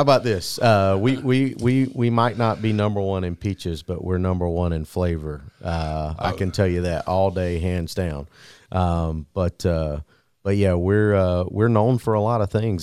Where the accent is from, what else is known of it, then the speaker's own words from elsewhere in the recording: Ocilla, Georgia, United States; Jay's from my hometown, from Osceola, Georgia